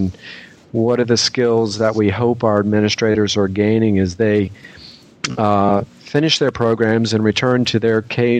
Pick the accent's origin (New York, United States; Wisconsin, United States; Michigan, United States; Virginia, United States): Virginia, United States; I'm from Virginia myself